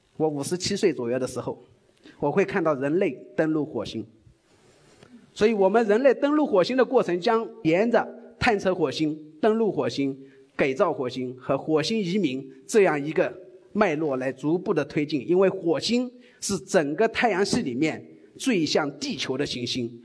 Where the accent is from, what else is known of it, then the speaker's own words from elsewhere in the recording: China; 我们中国人